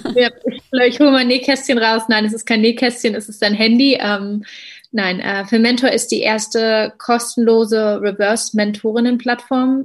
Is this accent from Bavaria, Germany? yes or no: no; Berlin, Germany; als gebürtige Berlinerin